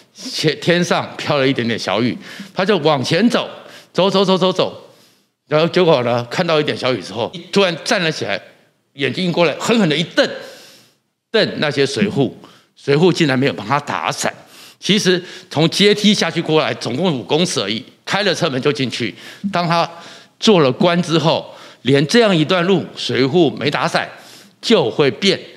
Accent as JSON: {"language": "Chinese", "country": "Taiwan", "said": "我们台湾人民非常的乖，非常的守秩序，非常的爱惜生命"}